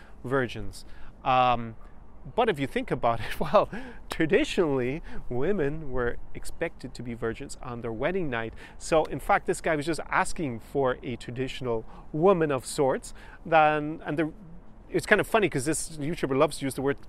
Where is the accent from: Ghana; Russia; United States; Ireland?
Ireland; now in Ukraine; where I grew up in Ireland